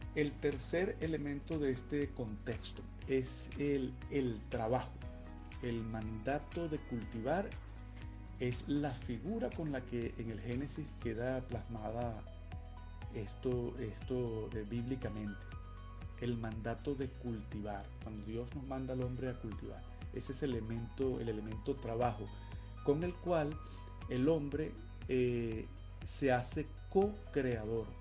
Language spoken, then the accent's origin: Spanish; Venezuela; moved away; soy venezolano